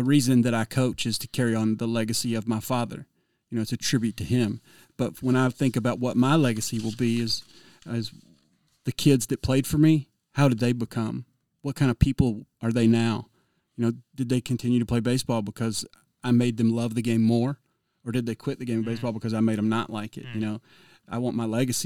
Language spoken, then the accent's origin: English; Georgia, United States; moved away; I'm originally from Georgia